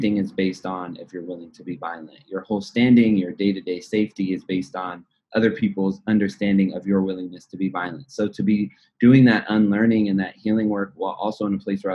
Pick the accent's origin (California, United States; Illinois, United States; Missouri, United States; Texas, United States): California, United States; Los Angeles; I'm from the Valley